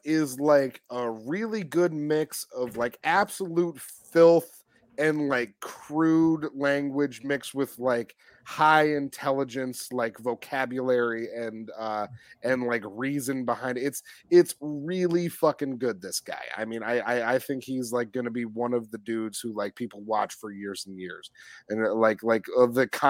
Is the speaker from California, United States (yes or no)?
no; Jacksonville, Florida, United States; I was born and raised in Jacksonville, and I'm settling for $5 billion.